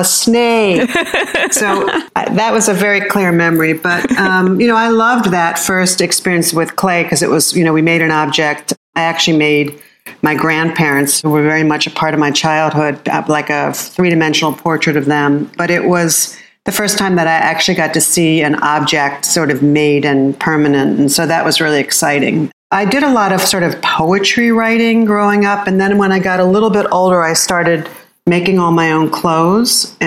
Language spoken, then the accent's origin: English; outside of Philadelphia, Pennsylvania, United States; I was born outside of Philadelphia, Pennsylvania, and I was the youngest child